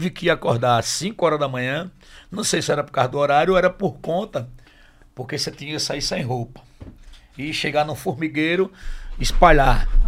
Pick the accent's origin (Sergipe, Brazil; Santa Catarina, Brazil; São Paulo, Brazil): Sergipe, Brazil; Macambira; no sábado, fiz outro em Macambira, na minha terra natal. E no domingo, eu fiz novamente no Campo do Brito, no Bom Jardim.